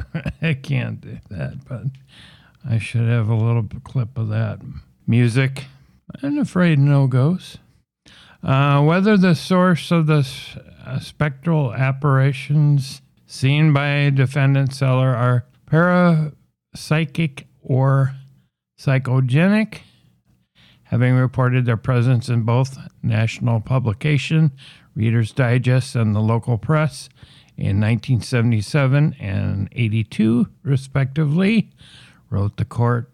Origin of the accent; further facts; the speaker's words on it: Minnesota, United States; Minnesota, uh, my home state and where this podcast originates from